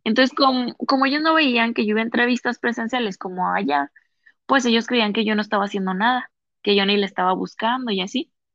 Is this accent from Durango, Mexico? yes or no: yes; Lerdo, Durango, Mexico; accent: cantadito de laguna; moved away as an adult; now in Monterrey, Mexico; soy de Lerdo Durango la ciudad de los alacranes.